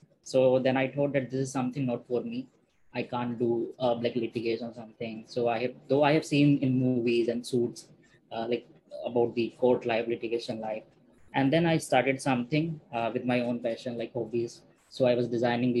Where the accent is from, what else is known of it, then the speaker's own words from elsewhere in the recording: Meerut, Uttar Pradesh, India; I come from Meerut